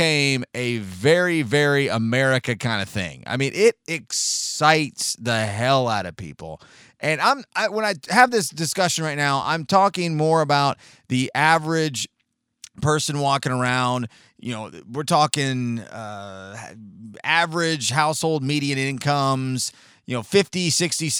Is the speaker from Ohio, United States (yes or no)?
no; San Diego, California, United States; 39 years ago, I was born in San Diego, California